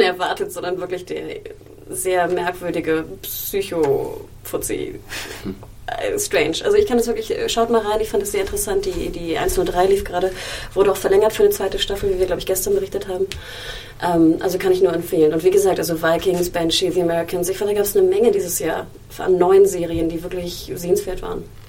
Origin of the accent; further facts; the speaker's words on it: Germany; Ich bin ich in Deutschland aufgewachsen